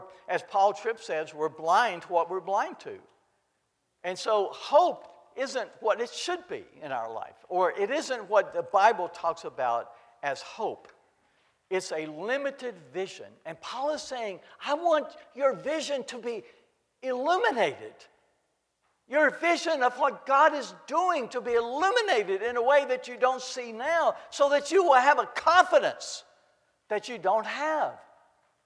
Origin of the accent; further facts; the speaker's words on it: Kentucky, United States; I grew up in Kentucky